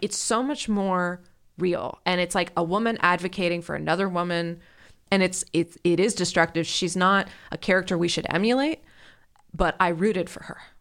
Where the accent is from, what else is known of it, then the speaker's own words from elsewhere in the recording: Ohio, United States; I grew up in Ohio